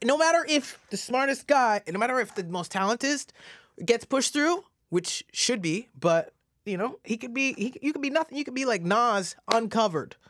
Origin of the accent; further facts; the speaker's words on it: Stouffville, Ontario, Canada; also born or lived in Regina, Saskatchewan / Mississauga / Toronto; So Canada, I grew up in Stouffville